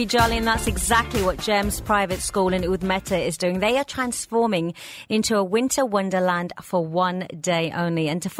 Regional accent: India; I think I might join your group then, because I'm Indian.

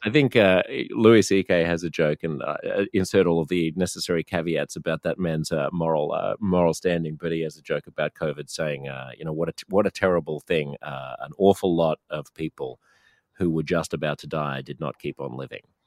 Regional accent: Australia; we're a highly urbanized country, so almost all of us live in just a handful of big cities

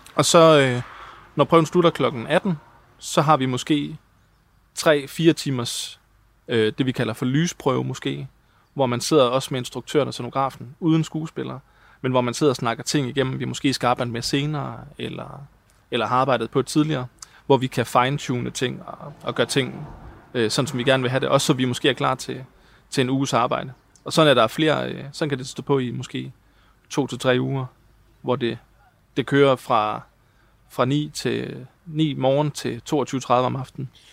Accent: Hjørring, North Denmark Region, Denmark; now in Copenhagen, Denmark; Jeg kommer fra Jøring, og, øh, og har lavet en masse amatørteater

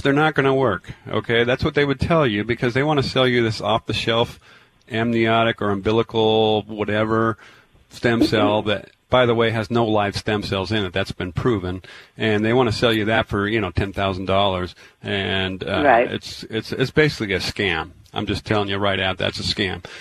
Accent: Tacoma, Washington, United States; moved away; I grew up in Tacoma.

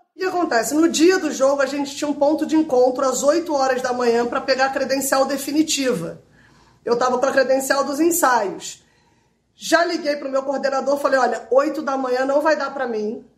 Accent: Rio de Janeiro, Brazil; eu sou do Rio

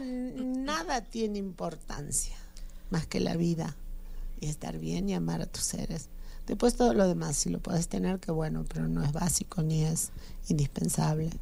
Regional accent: Argentina; now in Mexico; mi país Argentina

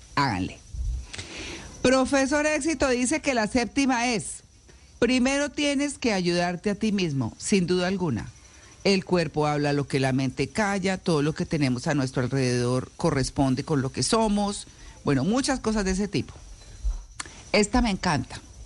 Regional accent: Bucaramanga, Santander, Colombia; moved away as an adult; yo crecí en Bucaramanga. Ah, llegué a Bucaramanga de, de casi ocho años y salí de casi 18 o de 18

